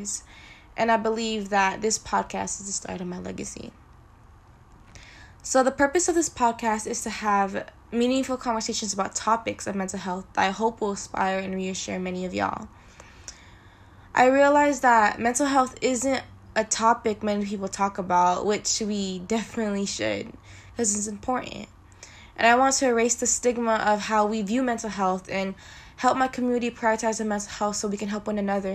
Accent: Stockton, California, United States; I'm a proud Filipino woman who was born and raised in Stockton, California.

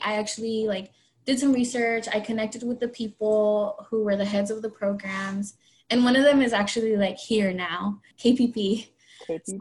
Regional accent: Oregon, United States; moved away; I'm from Oregon

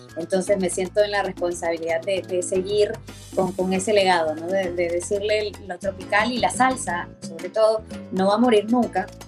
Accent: Peru; Siempre nosotros hemos tenido nuestra música peruana, nuestro folclore peruano y nos hemos identificado mucho con eso. La, la cumbia ha sido eh, en mi país

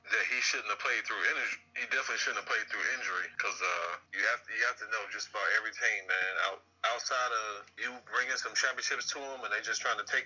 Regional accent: Cleveland, Ohio, United States; I'm from Cleveland

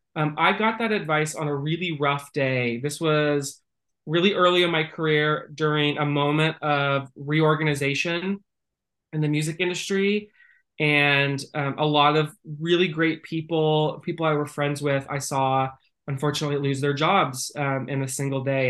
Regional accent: Northern California, United States; moved away; I grew up in Northern California uh, within an agriculture family

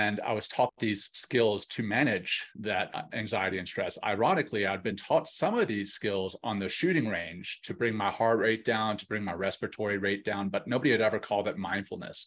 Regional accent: Louisiana, United States; now in Colorado Springs, United States; I grew up in Louisiana and I have still a heart for Louisiana. I live in Colorado Springs

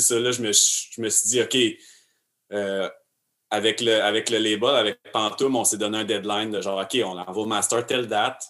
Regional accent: Arthabaska, Quebec, Canada; je suis né à Arthabasca

